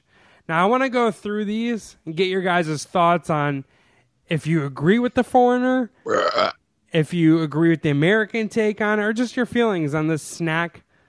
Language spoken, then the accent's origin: English; Sweden; I'm from Sweden, and here we only ever put egg wash and pearl sugar on top before baking our cannibalar.